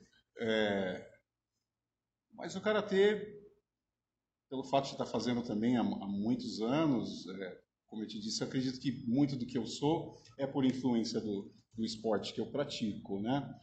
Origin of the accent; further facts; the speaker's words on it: Minas Gerais, Brazil; moved away as an adult; now in Araraquara, Brazil; venho de Minas Gerais, estou em Araraquara há seis anos